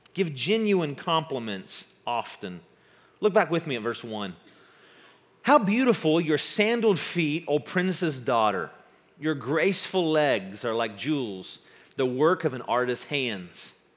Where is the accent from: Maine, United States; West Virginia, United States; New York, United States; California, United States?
West Virginia, United States; I'm from West Virginia and a former uh, Boy Scout